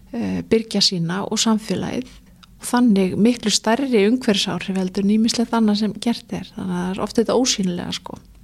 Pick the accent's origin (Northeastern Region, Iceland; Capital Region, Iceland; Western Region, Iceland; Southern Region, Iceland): Capital Region, Iceland; Reykjavík; also born or lived in Denmark / Ísafjörður; ég æsku bjóði í Danmörku og uppalinn í árbænum